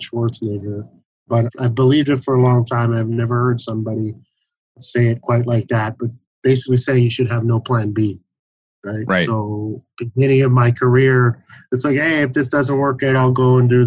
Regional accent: Toronto, Ontario, Canada; moved away; also born or lived in Montreal, Canada; originally I was from Toronto

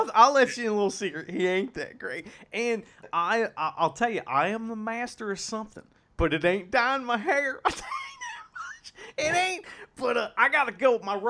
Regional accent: Japan; English is a second language; I'm from Japan, and I wrestle in the ring with the guy and do the flip and thing, you know.

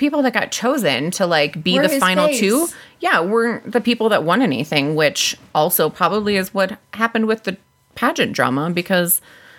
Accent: Wisconsin, United States; I'm from Wisconsin.

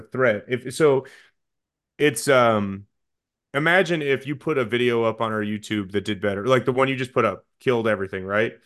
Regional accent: Chicago area, Illinois, United States; I get to Naperville, and the call sheet says my hometown on it

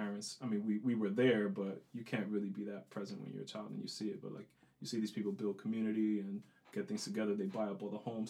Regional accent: Bronx, New York, United States; I grew up in the South Bronx.

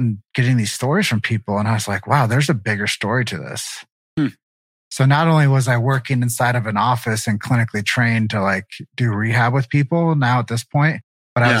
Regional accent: Davenport, Iowa, United States; I grew up in Davenport, Iowa.

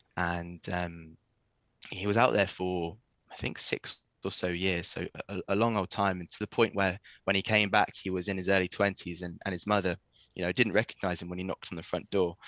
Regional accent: East Anglia, East of England, United Kingdom; moved away; also born or lived in Wales; I'm I'm from uh, from East Anglia

